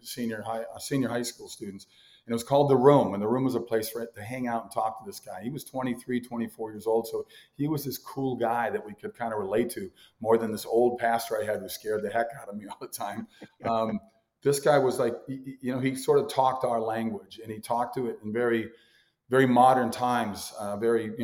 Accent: Mound, Minnesota, United States; I grew up in a little town called Mound, Minnesota, which is on the western shore of Lake Minnetonka, about 20 miles west of Minneapolis

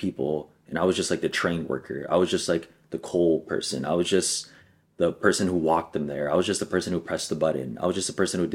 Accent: Los Angeles, California, United States; I grew up in East LA where it's like, bro, it's poor, it's ghetto

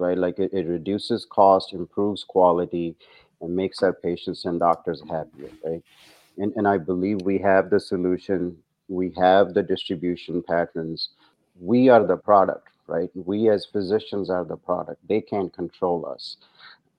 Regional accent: India; moved away as an adult; also born or lived in New Zealand / England; now in United States; I grew up in India, actually. Medical school was in India, but I did my residency and fellowship here in the States

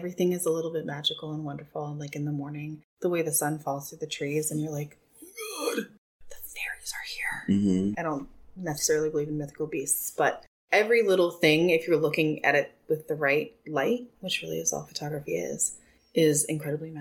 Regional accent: Citrus Heights, California, United States; I was born in Citrus Heights. And I went to school there, and I didn't move out of the region until I was 22

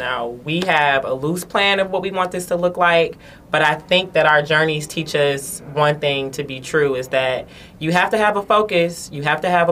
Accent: Detroit, Michigan, United States; I'm from Detroit

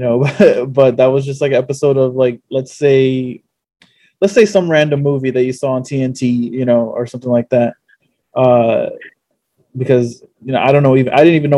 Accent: New York City, New York, United States; also born or lived in Norwood, the Bronx; I live in Norwood, but I'm originally from the Fordham Heights area

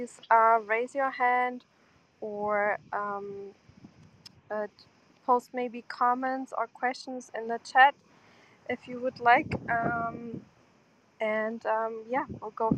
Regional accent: Germany; moved away as an adult; also born or lived in Porto, Portugal; now in United States; My family, we're originally from Portugal, but I grew up in Germany because my mother moved there.

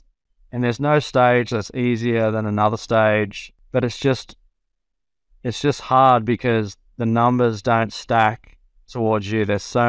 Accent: Australia; I had a lot of friends my age that I grew up in Australia that were playing there.

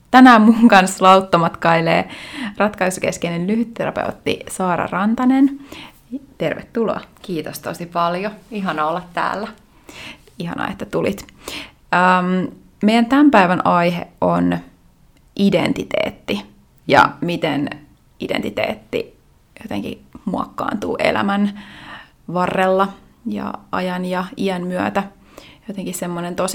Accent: Lahti, Päijät-Häme, Finland; now in Vienna, Austria; Ja, joo, mä oon periaatteessa lahtelainen, mutta sitten mä oon niin pitkään Viinissä, että mä oon myös viiniläinen.

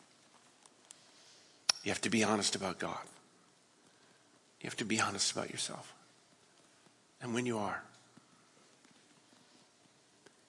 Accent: West Coast, United States; I'm from the West Coast

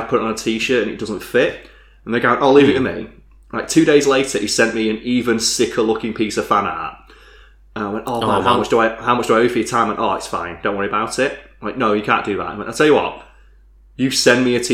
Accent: United Kingdom; We're British.

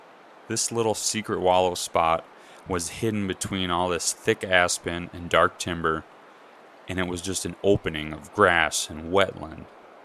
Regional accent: Midwest, United States; moved away as an adult; now in Utah, United States; Growing up in the Midwest

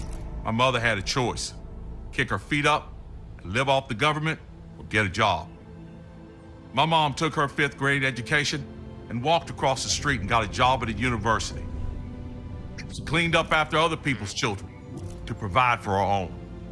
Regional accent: Greensboro, North Carolina, United States; You see, I grew up poor here in Greensboro, the ninth of 10 children.

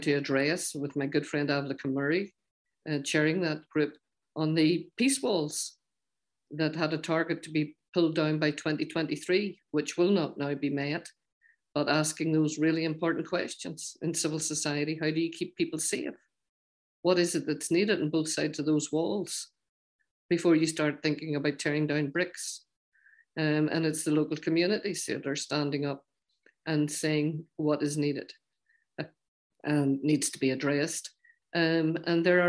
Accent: Ulster, Northern Ireland, United Kingdom; accent: Ulster Scots; my accent, and it's probably an Ulster Scots accent

